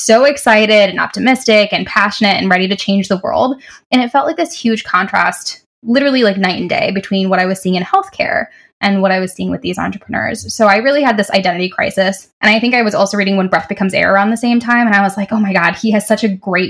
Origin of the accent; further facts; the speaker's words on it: Canton, Michigan, United States; also born or lived in Detroit, Michigan; I am from Canton, Michigan, and I went to Wayne State University for undergrad in Detroit